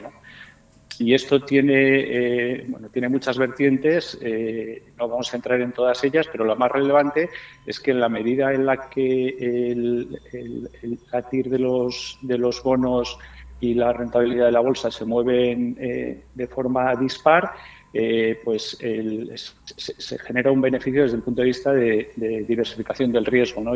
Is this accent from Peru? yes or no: no; Spain; moved away; also born or lived in Miami, United States; yo soy español, pero también soy norteamericano